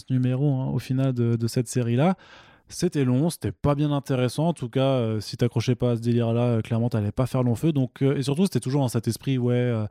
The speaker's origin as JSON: {"language": "French", "country": "Italy", "said": "Je suis italien, j'ai le droit."}